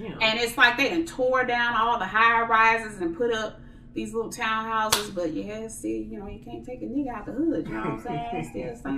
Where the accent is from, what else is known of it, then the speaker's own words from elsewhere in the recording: St. Louis, Missouri, United States; I am from St. Louis, Missouri